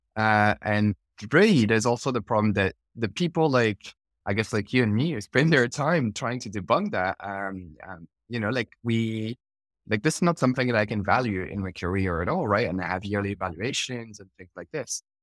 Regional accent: France; moved away; I'm originally from France

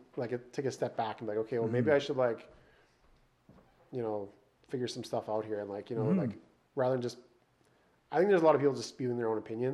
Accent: Saskatoon, Saskatchewan, Canada; I grew up in Saskatoon

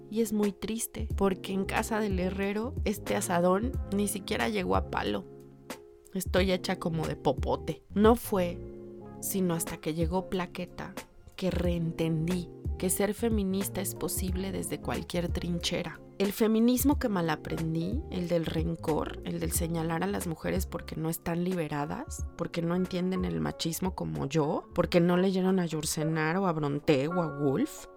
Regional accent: Mexico

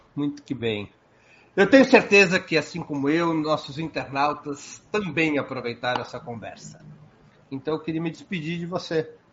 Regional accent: São Paulo, Brazil; Eu sou de São Paulo

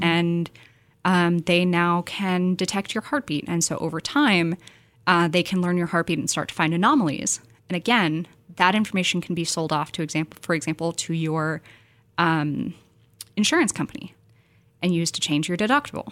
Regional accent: San Francisco Bay Area, California, United States; I was born and raised in the Bay

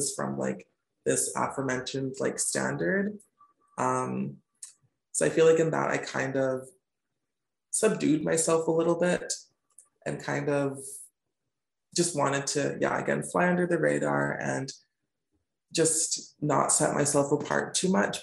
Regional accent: Smithers, British Columbia, Canada; moved away as an adult; also born or lived in Chicago / Victoria; now in Vancouver, Canada; originally I'm from a small town in Northern BC called Smithers, which is like way, way, way up there, kind of in between Prince George and Prince Rupert

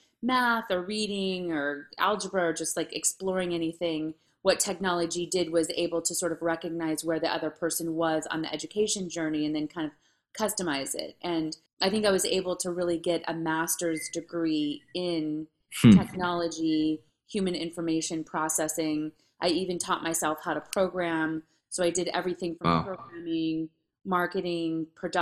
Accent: Santa Monica, California, United States; also born or lived in Los Angeles; I was born in Santa Monica

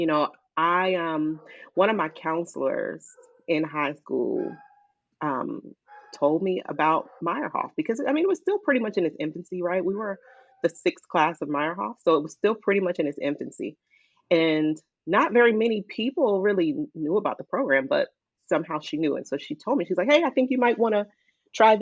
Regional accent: Silver Spring, Maryland, United States; also born or lived in Virginia / Washington, D.C.; I grew up in Montgomery County, Maryland, Silver Spring in particular.

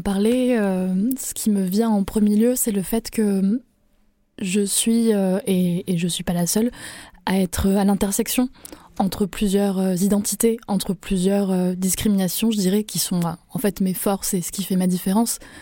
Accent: Avignon, Provence-Alpes-Côte d'Azur, France; je suis née à Avignon. Euh, vraiment, je suis un pur produit euh, de la Provence

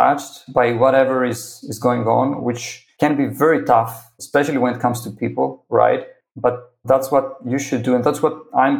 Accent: Greece; I'm originally from Greece. You know, I was born and raised there

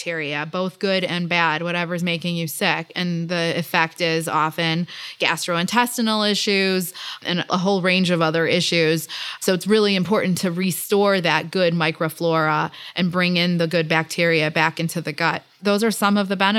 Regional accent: Chicago, Illinois, United States; growing up in Chicago

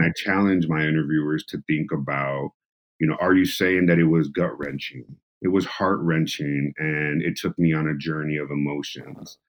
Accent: San Diego, California, United States; being a San Diego born and raised individual

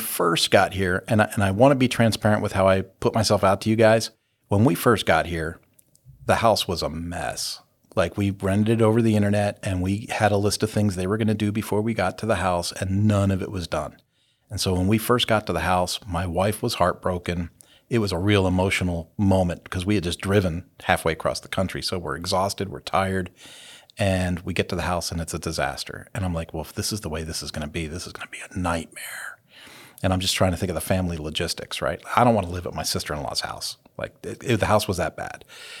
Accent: California, United States; now in Hutchinson, United States; no, you know, I don't tell people this often, but we're from California.

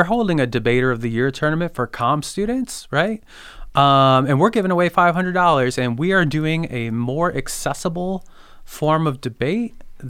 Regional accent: Midwest, United States; Like being a Midwesterner, like the idea of scrambling over a boulder, we're like, what?

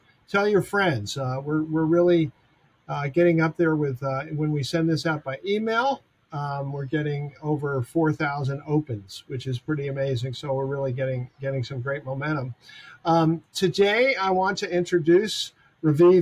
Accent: New York, United States; I grew up in Manhattan.

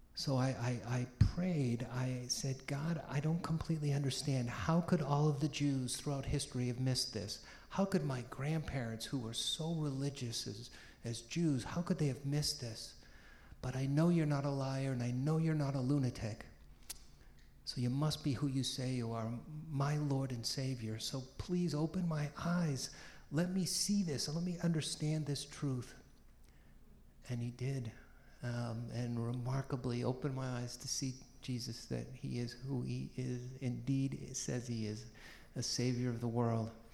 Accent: Peabody, Massachusetts, United States; also born or lived in Boston; I was born in Boston, uh, grew up in a, a, very ethnic working class city called Peabody

